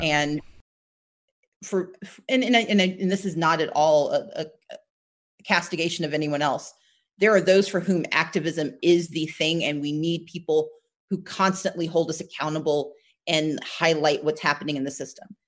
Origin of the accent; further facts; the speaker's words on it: Gulfport, Mississippi, United States; also born or lived in Wisconsin; we all grew up in Gulfport, Mississippi